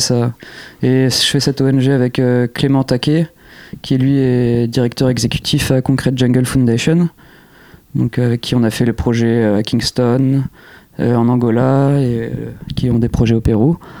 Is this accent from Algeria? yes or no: no; Jouy-en-Josas, Île-de-France, France; À jouer en Josas, dans les Yvelines. Donc c'est là d'où je viens.